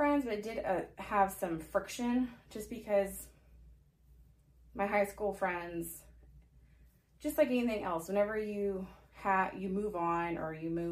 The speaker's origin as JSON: {"language": "English", "town": "Forney", "region": "Texas", "country": "United States", "tie": "born or raised there", "also_born_or_lived": "Arlington, Texas", "said": "In, like, elementary school, I moved from Forney to Arlington for a year"}